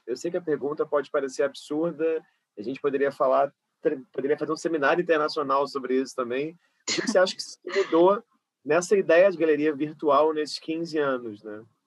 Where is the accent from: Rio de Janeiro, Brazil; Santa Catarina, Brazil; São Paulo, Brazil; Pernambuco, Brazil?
Rio de Janeiro, Brazil; eu sou uma cria da zona oeste do Rio, sou de Carapaguá